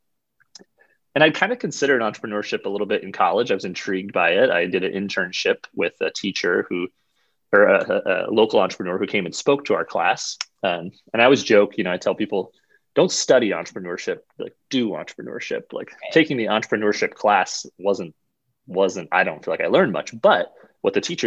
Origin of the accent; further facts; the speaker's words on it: Brookings, South Dakota, United States; also born or lived in Northeast Iowa / Sioux Falls, South Dakota; I grew up in Brookings, South Dakota, just about an hour north here of Sioux Falls.